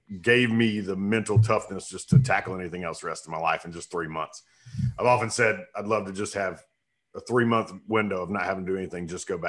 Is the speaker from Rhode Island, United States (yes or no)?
no; Clover, South Carolina, United States; But from, this was in Clover, South Carolina. So small town, nothing to do. We're about 3.5 hours from Parris Island in upstate, just south of Charlotte.